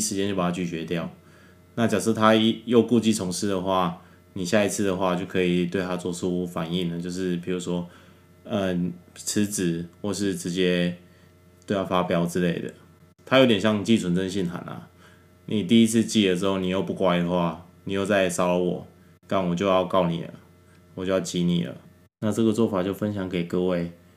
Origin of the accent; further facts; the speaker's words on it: Taiwan; 我们台湾